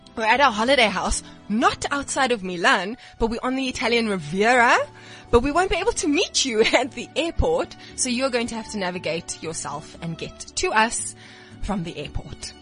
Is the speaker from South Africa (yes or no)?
yes; Port Elizabeth, Eastern Cape, South Africa; moved away; So originally, I am from Port Elizabeth